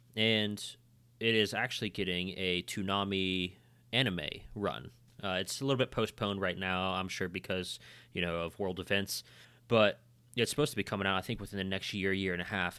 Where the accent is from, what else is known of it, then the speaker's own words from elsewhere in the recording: West Virginia, United States; We're from West Virginia